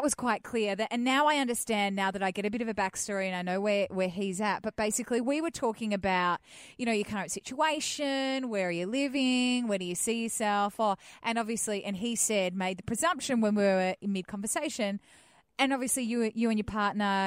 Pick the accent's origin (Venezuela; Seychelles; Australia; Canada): Australia; Melbourne, Victoria; growing up in Melbourne